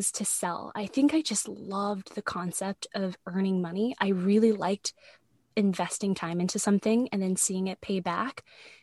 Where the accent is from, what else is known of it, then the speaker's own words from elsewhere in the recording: San Francisco, California, United States; moved away as an adult; also born or lived in Vancouver; my hometown of San Francisco